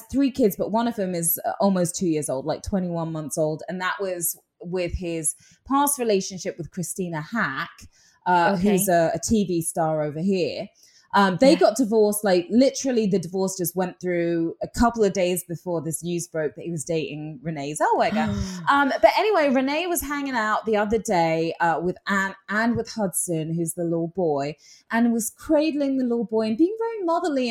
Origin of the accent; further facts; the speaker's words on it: England, United Kingdom; moved away; being English